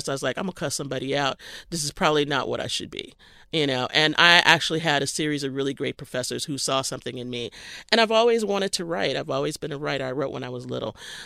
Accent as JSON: {"language": "English", "region": "Texas", "country": "United States", "tie": "born or raised there", "said": "I grew up in Texas"}